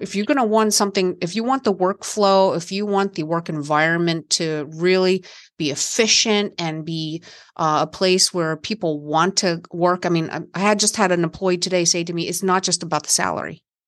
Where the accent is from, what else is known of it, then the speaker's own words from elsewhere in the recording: West Virginia, United States; I grew up in West Virginia in the country